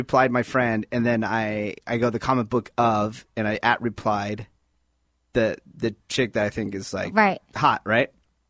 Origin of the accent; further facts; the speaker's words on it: Bay Area, California, United States; I'm from the Bay.